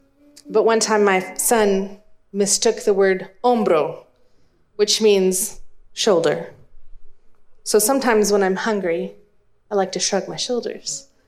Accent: Texas, United States; which means that growing up in East Texas in the 90s, sometimes it felt a little hard to fit in. First of all, my parents didn't have East Texas accents, so I didn't either.

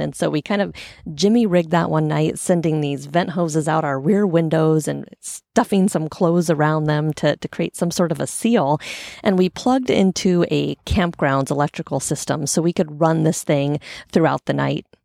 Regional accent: Portland, Oregon, United States; I grew up in Portland.

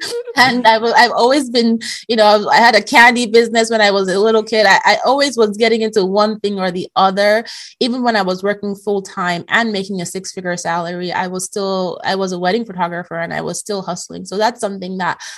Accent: Nigeria; moved away as an adult; also born or lived in Europe; I graduated high school in Nigeria

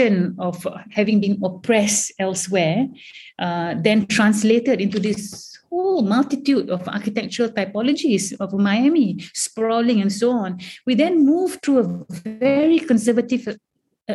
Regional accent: Malaysia; moved away as an adult; as Malaysian, coming from a totally vernacular environment

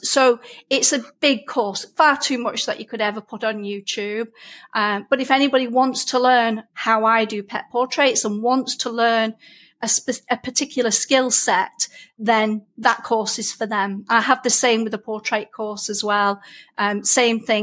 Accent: Lancashire, North West England, United Kingdom; accent: broad Lancashire; I get a lot of comments about my accent. I'm a Lancashire lass, so I do have a very broad accent

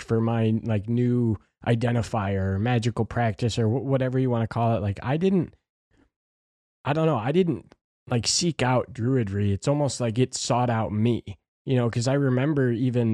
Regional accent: Midwest, United States; very Midwestern.

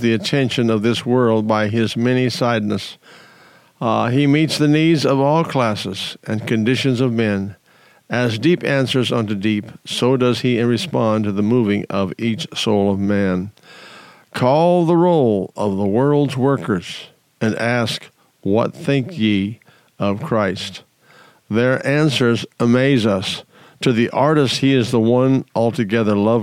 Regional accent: South Dakota, United States; moved away as an adult; also born or lived in Colorado; I was born and raised in South Dakota and moved to Colorado in my early marriage time

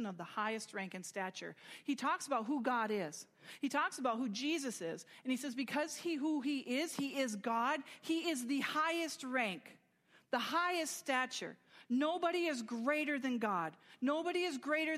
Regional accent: United States; I'm proud to be American and I'm grateful for it

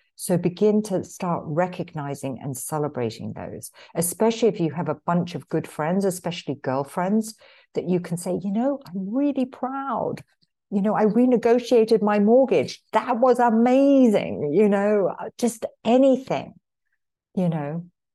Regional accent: London, United Kingdom; now in Marin County, United States; I was born in London, but, um, emigrated here to the States in nineteen eighty-one

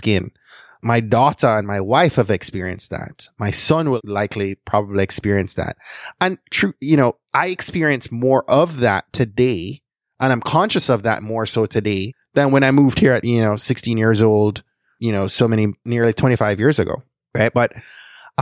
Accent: Jamaica; now in United States; growing up in Jamaica in the 80s and 90s

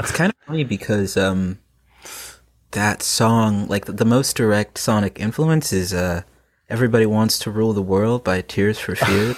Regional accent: Plano, Texas, United States; now in North Carolina, United States; I grew up in Plano, Texas

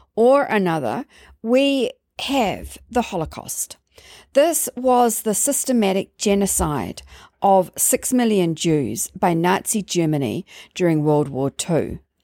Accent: London, United Kingdom; growing up in London

